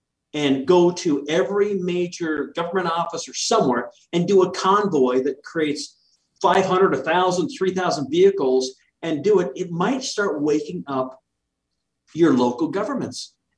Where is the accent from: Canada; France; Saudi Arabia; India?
Canada; now in United States; I grew up in Canada when his dad was prime minister.